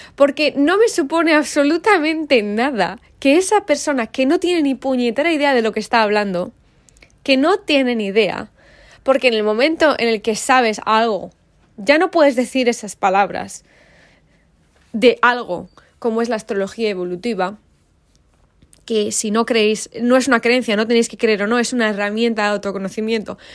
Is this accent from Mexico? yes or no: no; Valladolid, Castile and León, Spain; soy hija de mi madre, de mi padre y vengo de Valladolid